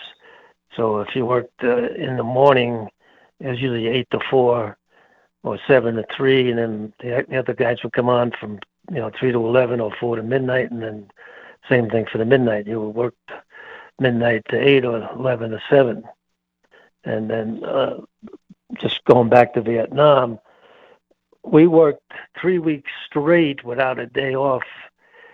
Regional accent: New York City, New York, United States; moved away as an adult; also born or lived in Long Island, New York / Greeley, Colorado; now in Colorado, United States; I'm from the Bronx and then Long Island back in New York

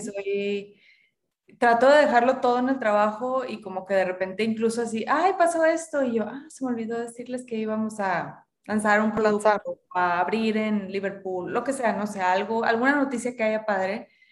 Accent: Monterrey, Nuevo León, Mexico; yo crecí, nací y crecí en Monterrey, mis papás ambos son regios también

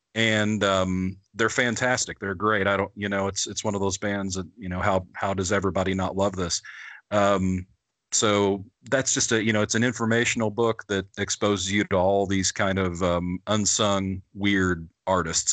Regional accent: Midwest, United States; I was a farm kid growing up in the Midwest as a metalhead

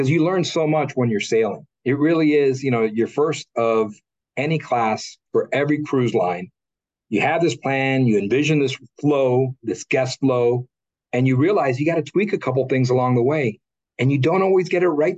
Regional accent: Miami, Florida, United States; I was born and raised in Miami

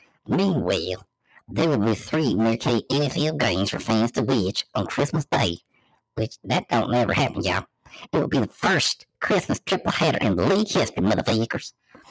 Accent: Ohio, United States; I'm straight from Ohio, yeah.

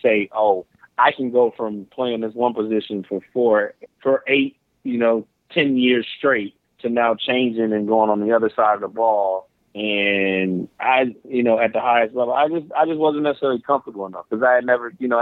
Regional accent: Detroit, Michigan, United States; born or raised there

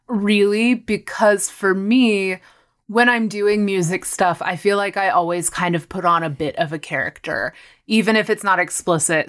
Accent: Granbury, Texas, United States; moved away as an adult; also born or lived in Austin, Texas; now in Los Angeles, United States; I am from a tiny little town called Granbury in Texas. It's about forty-five minutes southwest of Fort Worth. So I grew up in North Texas

